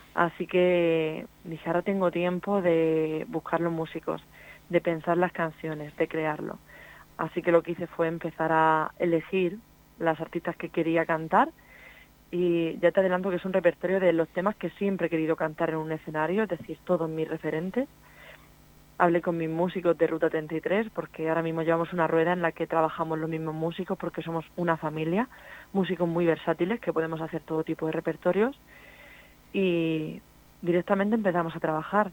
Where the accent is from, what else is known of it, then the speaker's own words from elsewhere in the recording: Cartagena, Region of Murcia, Spain; mis raíces son por Maneras o sea, yo vengo realmente de Man además de Cartagena